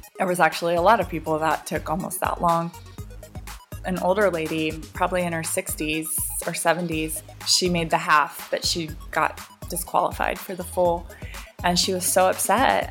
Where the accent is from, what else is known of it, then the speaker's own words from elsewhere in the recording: Seattle, Washington, United States; I grew up in Seattle where I was used to rain